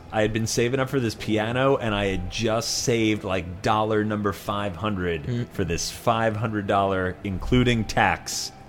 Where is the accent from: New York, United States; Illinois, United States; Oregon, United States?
New York, United States; Yeah, I am unfortunately from Long Island.